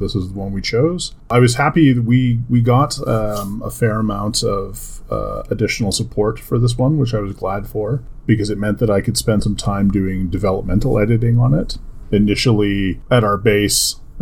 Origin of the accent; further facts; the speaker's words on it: Canada; I'm from Canada